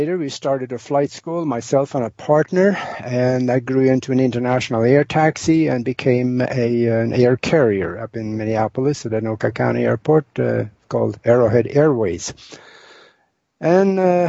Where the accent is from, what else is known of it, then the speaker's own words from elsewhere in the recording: Norway; moved away as an adult; now in United States; I was born and raised in Northern Europe, in Norway, and born on a farm over there